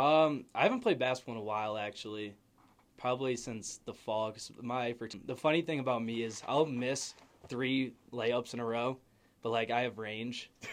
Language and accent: English; Naperville, Illinois, United States; I'm from Naperville, Illinois